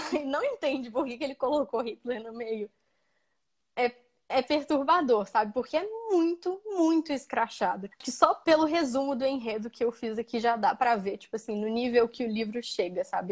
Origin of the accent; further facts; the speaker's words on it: Brazil; eu nasci dentro dessa fronteira